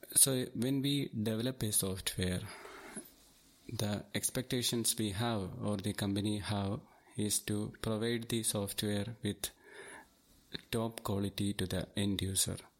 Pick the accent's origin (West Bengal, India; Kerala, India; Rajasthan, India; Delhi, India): Kerala, India; Thiruvananthapuram; I am from Thiruvananthapuram and I have more than fourteen years experience in I T.